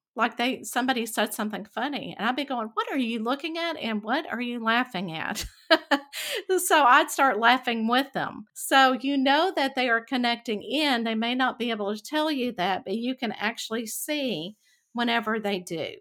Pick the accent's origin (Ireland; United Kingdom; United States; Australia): United States; Texas; growing up in Texas and the Bible Belt